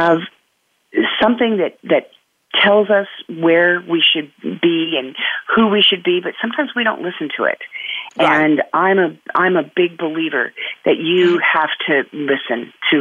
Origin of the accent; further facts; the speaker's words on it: California, United States; I was actually born and raised right here in California